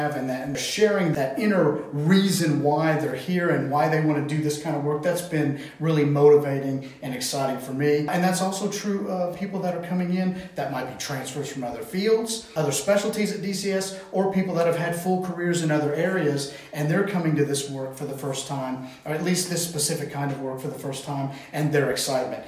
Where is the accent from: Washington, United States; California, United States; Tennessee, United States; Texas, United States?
Tennessee, United States; we are from Tennessee.